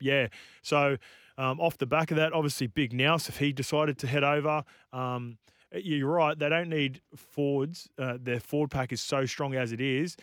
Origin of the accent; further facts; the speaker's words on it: New Zealand; as a Kiwi